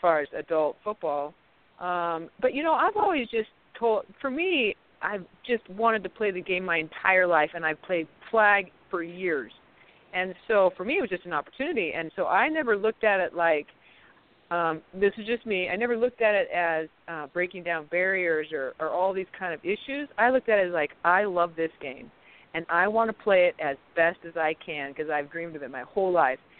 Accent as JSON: {"language": "English", "region": "Arizona", "country": "United States", "said": "I'm from Arizona"}